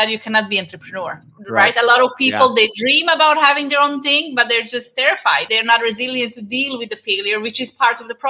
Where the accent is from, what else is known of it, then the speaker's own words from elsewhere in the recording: Serbia; moved away; we had a dance school in my hometown